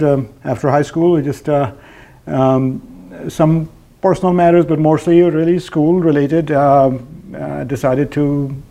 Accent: Pakistan; moved away as an adult; now in North Carolina, United States; Originally from Pakistan.

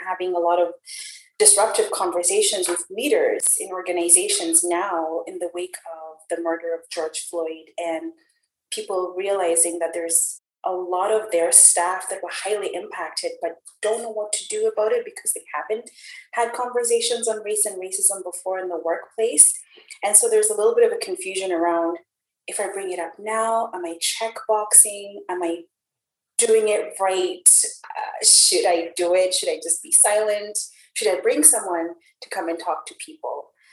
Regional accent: Kenya; now in Calgary, Canada; So I was born and raised in Kenya. Kenya is my home.

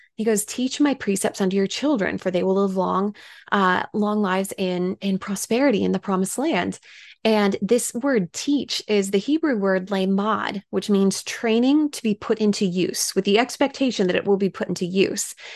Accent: Washington, United States; moved away; I was able to speak in my home state of Washington

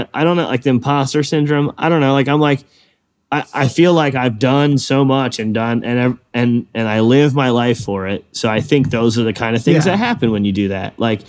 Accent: East Coast, United States; I like to be out in the West Coast and I'm from the East Coast.

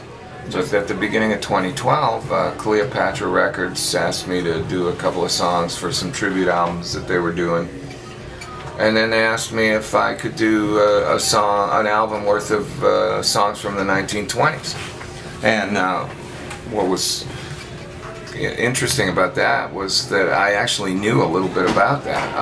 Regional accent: Canada; moved away as an adult; also born or lived in London, England; I'm from Canada, I'm a hot shot guitar player

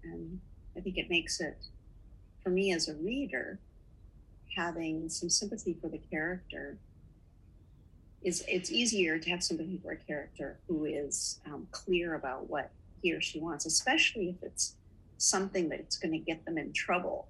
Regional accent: Duluth, Minnesota, United States; We were so lucky to grow up in Duluth, Minnesota, in northern Minnesota

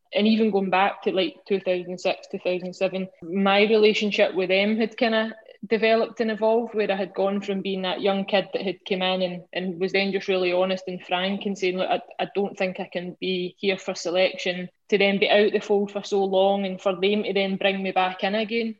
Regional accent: Scotland, United Kingdom; As a Scottish sports person

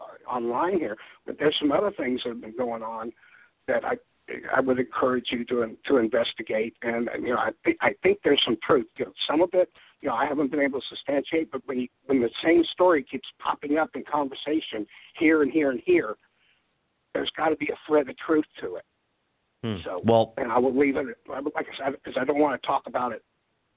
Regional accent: Deep South, United States; And I'm from the Deep South. I'm not a true Southerner, but, I know my fried chicken.

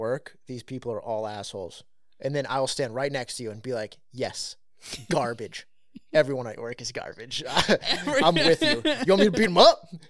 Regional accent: California, United States; I grew up in California.

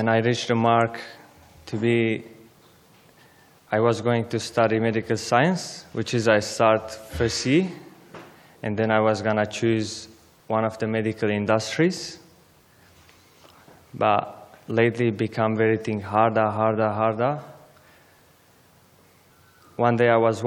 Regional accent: Aleppo, Aleppo Governorate, Syria; English is a second language; moved away as an adult; now in Australia; I was born in Syria, Aleppo, but my background is Armenian

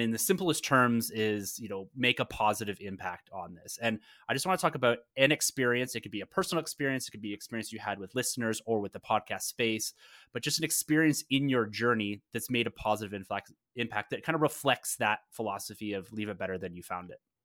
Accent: Canada; being a Canadian myself

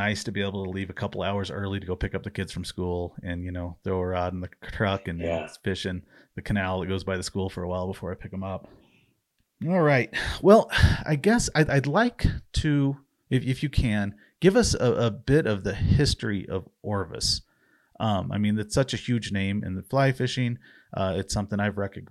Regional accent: Missouri, United States; also born or lived in Tempe, Arizona; now in Phoenix, United States; I grew up in Missouri

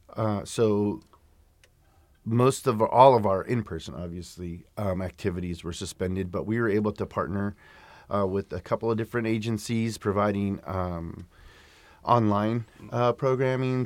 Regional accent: Sacramento, California, United States; I grew up in South Sacramento

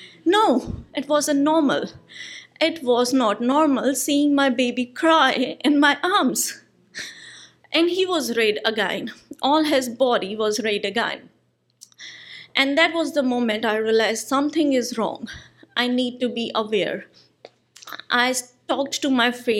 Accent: India; moved away as an adult; now in New Zealand; I'm an Indian citizen. I moved to New Zealand in 2015.

